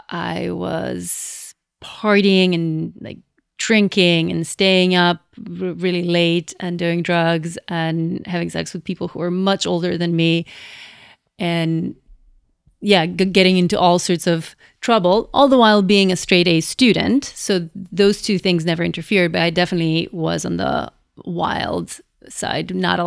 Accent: Skopje, North Macedonia; moved away as an adult; now in United States; I was born and raised in Macedonia, which is a small country in Southeast Europe that used to be part of Yugoslavia. And I lived there until I was 24. So I moved here for my PhD

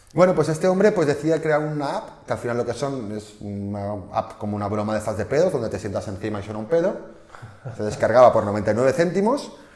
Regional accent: Barcelona, Catalonia, Spain; somos de Barcelona

